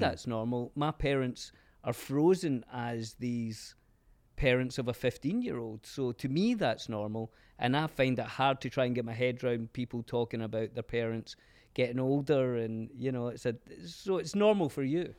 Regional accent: Glasgow, Scotland, United Kingdom; now in Los Angeles, United States; growing up in Glasgow

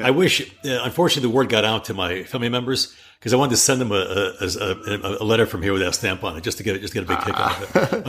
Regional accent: Amsterdam, New York, United States; moved away; also born or lived in Sudan; I grew up in Amsterdam, New York.

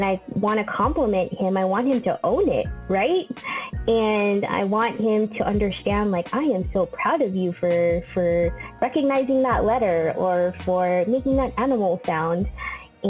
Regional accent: San Diego, California, United States; moved away as an adult; now in Bay Area, United States; I am from San Diego. Let's just start from there. Born and raised in San Diego

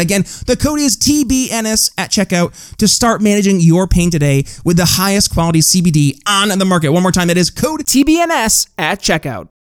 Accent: New York, United States; moved away; New York because that was my home state

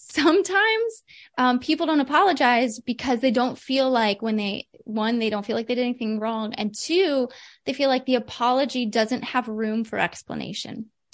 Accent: Midwest, United States; I'm from the Midwest.

